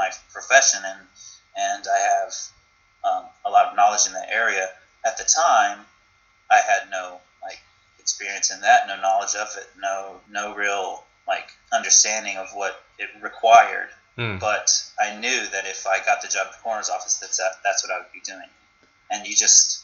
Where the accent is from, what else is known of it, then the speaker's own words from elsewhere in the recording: North Carolina, United States; moved away; also born or lived in Los Angeles; I'm originally from North Carolina